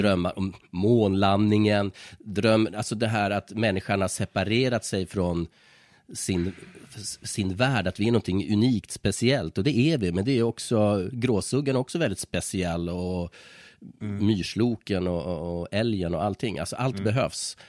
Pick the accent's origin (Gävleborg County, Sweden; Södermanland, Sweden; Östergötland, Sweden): Gävleborg County, Sweden; Iggesund; jag är själv från en brukssamhälle, mm. Iggesund mm. i Hälsingland, en mm. mil från Hudiksvall